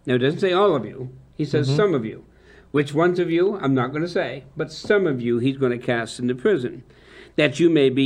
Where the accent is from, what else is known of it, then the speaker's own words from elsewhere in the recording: United States; us as American Christians